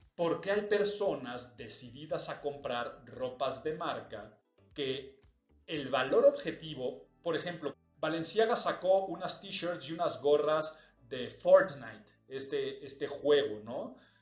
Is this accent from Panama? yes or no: no; Mexico; los que habitamos en esta nación y los que somos mexicanos